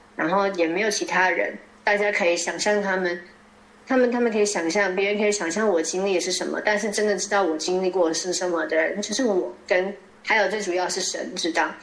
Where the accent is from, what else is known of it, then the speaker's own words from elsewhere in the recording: Taiwan; moved away as an adult; now in Norway; 既然我是台湾来的